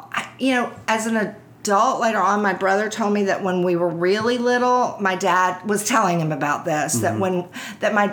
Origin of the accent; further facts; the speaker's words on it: Houston, Texas, United States; I grew up in Houston.